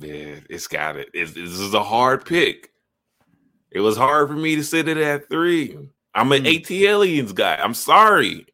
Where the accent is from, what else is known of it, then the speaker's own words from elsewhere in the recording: Chicago, Illinois, United States; I grew up on the south side